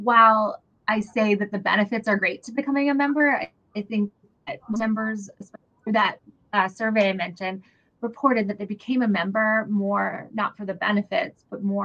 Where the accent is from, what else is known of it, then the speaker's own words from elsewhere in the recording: New Hampshire, United States; I grew up here. I'm Korean. I grew up in New Hampshire